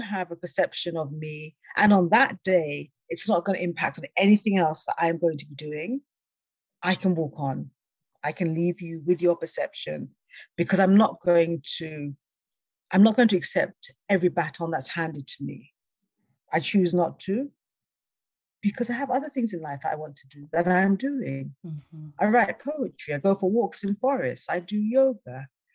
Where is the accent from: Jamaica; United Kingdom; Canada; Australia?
United Kingdom; England; moved away; I was born in England.